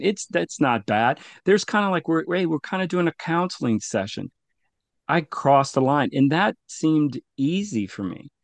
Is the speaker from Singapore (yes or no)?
no; La Paz River Parish, Louisiana, United States; both of my parents migrated to the U S. Uh, I grew up in the La Paz River Parish area